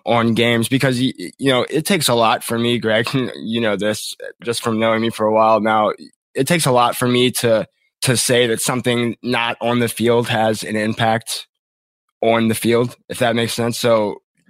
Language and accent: English; Savannah, Georgia, United States; I grew up in Savannah